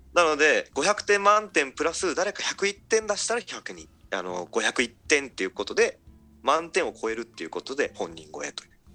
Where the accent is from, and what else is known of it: Hamatonbetsu, Hokkaido, Japan; born or raised there; moved away as an adult; also born or lived in Tokyo / Fukui